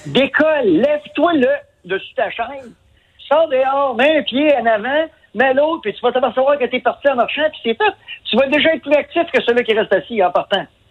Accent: Quebec, Canada; on est des Québécois, on est, on est des Nordiques

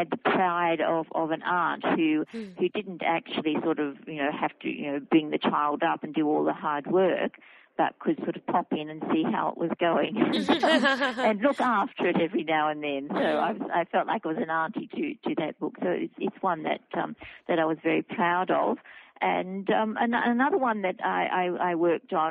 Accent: Wiradjuri country, New South Wales, Australia; moved away; it happened in my hometown

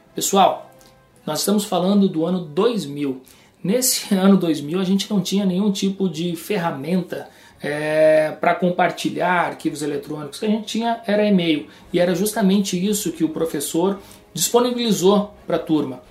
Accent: Rio Grande do Sul, Brazil; moved away; also born or lived in João Pessoa / Porto Alegre

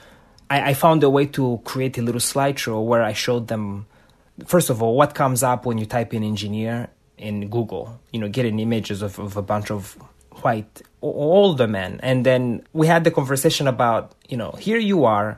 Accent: Rwanda; now in United States; the country that I had just moved to, the U.S. You know, I was born in Rwanda

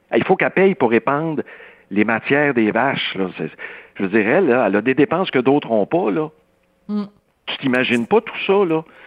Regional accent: Saint-Rémi, Quebec, Canada; le rang Saint-Paul, chez nous à Saint-Rémy

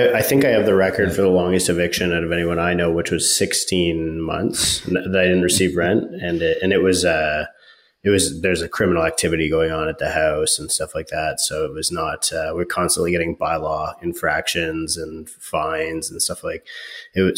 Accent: Georgina, Ontario, Canada; I'm from Georgina.

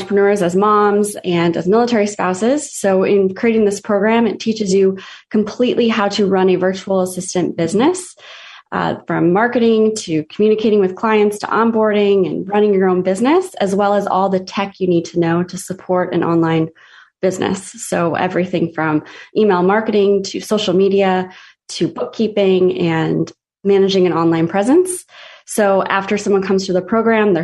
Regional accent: Midwest, United States; moved away as an adult; now in Destin, United States; I grew up in the Midwest, married military, which brought me down to Destin, Florida

